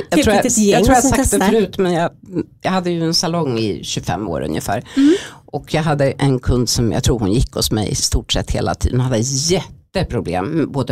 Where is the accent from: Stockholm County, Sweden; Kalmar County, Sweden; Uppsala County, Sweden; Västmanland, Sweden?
Uppsala County, Sweden; Uppsala; Jag kommer från Uppsala.